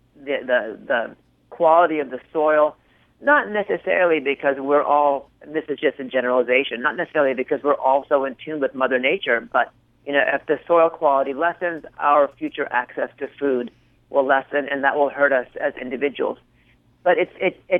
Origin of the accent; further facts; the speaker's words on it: California, United States; moved away as an adult; now in New York, United States; I grew up in California, a child of an agricultural